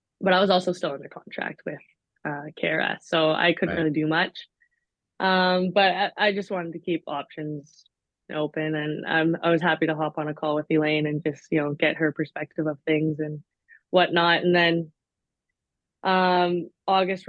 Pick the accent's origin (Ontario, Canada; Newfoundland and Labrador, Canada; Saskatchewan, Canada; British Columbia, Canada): British Columbia, Canada; Vancouver; Vancouver. It's like, perfect. My hometown